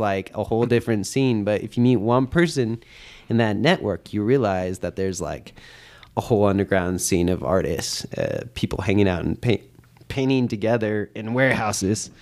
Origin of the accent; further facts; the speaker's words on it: Oakland, California, United States; I'm from Oakland